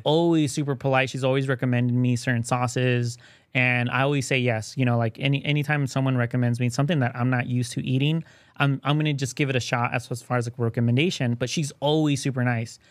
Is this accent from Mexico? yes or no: yes; Mexico; moved away; I was born in Mexico